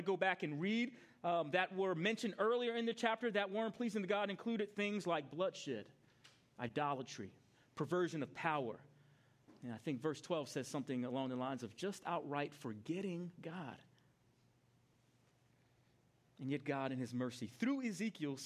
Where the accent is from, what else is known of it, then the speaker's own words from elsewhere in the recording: New York, United States; I grew up in New York